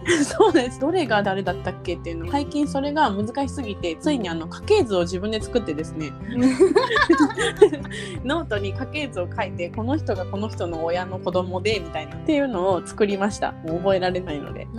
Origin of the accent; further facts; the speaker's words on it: Japan; 私は日本人なので